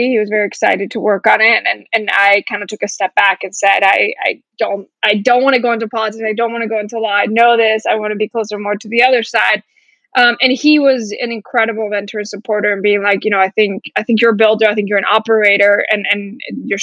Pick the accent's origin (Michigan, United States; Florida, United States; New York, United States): Florida, United States; moved away as an adult; now in California, United States; I grew up in Florida, moved out here